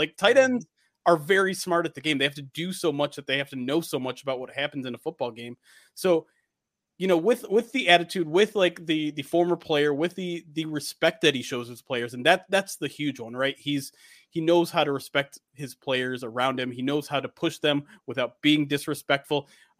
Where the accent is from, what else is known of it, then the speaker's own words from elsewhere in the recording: Detroit, Michigan, United States; I mean, I was born and raised in Michigan in the Detroit metro area. So born and bred, I'm 36 years old now.